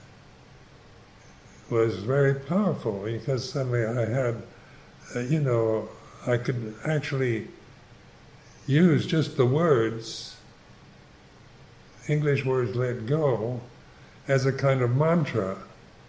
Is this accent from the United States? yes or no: yes; United States; I'm Caucasian, I'm a certain age, I'm an American